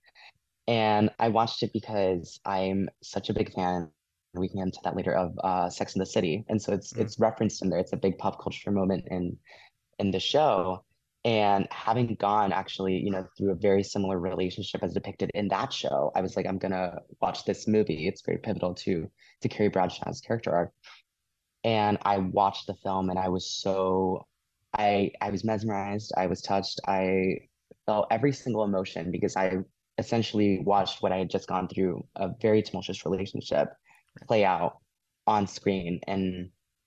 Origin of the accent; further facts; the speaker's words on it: rural Iowa, United States; I grew up in the Midwest, specifically rural Iowa.